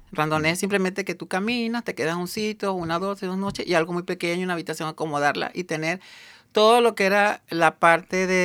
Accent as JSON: {"language": "Spanish", "country": "Venezuela", "said": "Pero normalmente mi pronunciación es a veces un poco neutral dentro de los mismos venezolanos."}